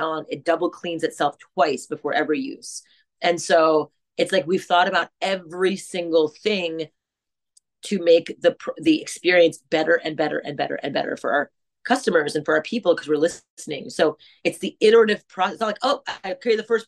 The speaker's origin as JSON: {"language": "English", "town": "Montreal", "region": "Quebec", "country": "Canada", "tie": "born or raised there", "said": "I grew up in French Canada in Montreal, in a greater America."}